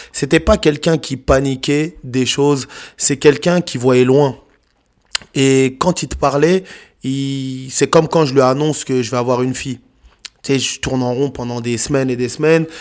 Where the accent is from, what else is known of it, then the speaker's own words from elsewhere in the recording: France; On a grandi en France.